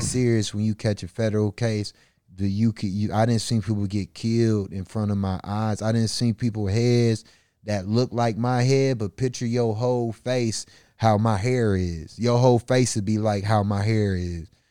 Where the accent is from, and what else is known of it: Milwaukee, Wisconsin, United States; born or raised there